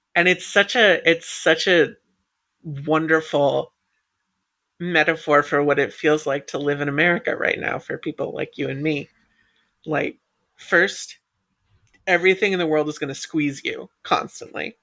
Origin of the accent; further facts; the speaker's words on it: United States; being American